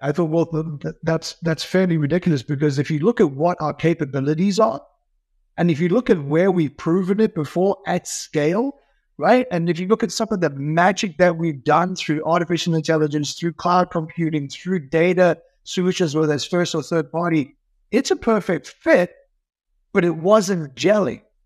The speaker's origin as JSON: {"language": "English", "country": "South Africa", "tie": "born or raised there", "moved": "yes", "said": "growing up in South Africa"}